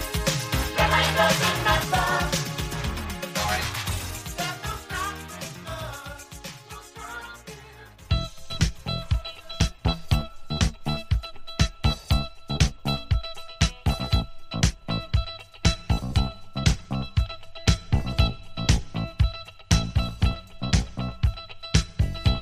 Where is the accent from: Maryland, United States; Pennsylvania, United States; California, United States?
Pennsylvania, United States; Philadelphia; also born or lived in Los Angeles; my hometown of Philadelphia